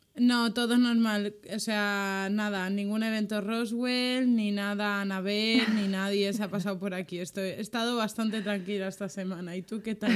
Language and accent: Spanish; Valencia, Valencian Community, Spain; para los que somos de Valencia